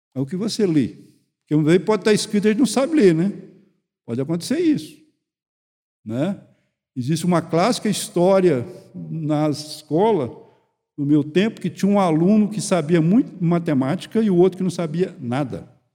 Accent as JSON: {"language": "Portuguese", "town": "Goiânia", "region": "Goiás", "country": "Brazil", "said": "eu sou de Goiânia"}